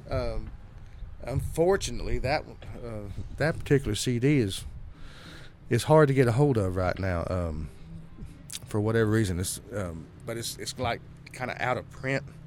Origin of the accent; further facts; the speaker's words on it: Texas, United States; growing up in Texas, I was exposed to a lot of swing